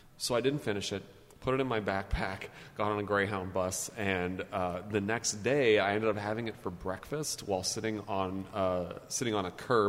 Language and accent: English; Winnipeg, Manitoba, Canada; moved away; also born or lived in Montreal; I'm Canadian, grew up in Canada, born and raised in Winnipeg, spent some time in Montreal.